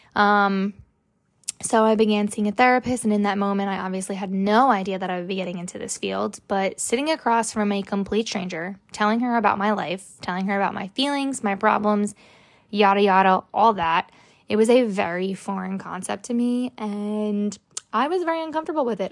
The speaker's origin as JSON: {"language": "English", "region": "New Jersey", "country": "United States", "tie": "born or raised there", "also_born_or_lived": "Florida", "said": "I am from New Jersey. I was born in New Jersey. I do live in Middletown"}